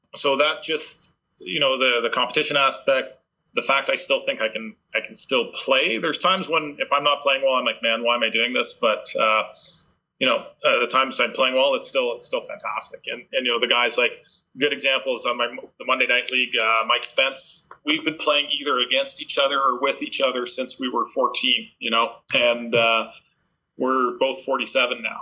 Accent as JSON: {"language": "English", "country": "Canada", "said": "we're Canadian"}